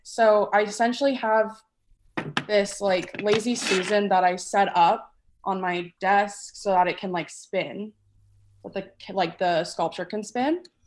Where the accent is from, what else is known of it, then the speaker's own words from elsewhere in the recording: Atlanta, Georgia, United States; moved away; I grew up in Atlanta, Georgia